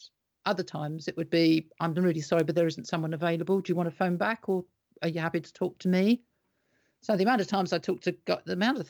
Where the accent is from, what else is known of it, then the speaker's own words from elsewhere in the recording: United Kingdom; But so as British, that's kind of the way we kind of have been.